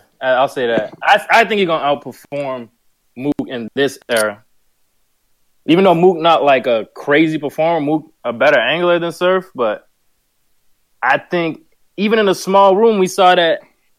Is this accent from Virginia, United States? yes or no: no; Boston, Massachusetts, United States; I'm from Boston.